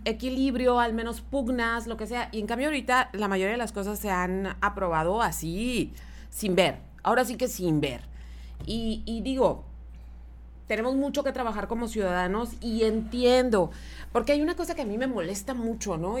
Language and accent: Spanish; Mexico; nosotros como mexicanos